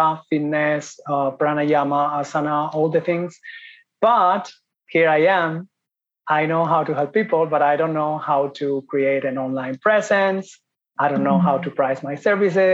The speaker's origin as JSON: {"language": "English", "country": "Spain", "also_born_or_lived": "Ireland / Italy / Thailand", "moved": "as an adult", "said": "I am from Spain"}